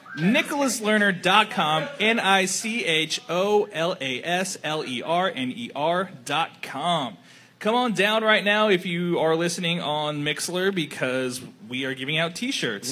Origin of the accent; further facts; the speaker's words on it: New Mexico, United States; the three three of us are from New Mexico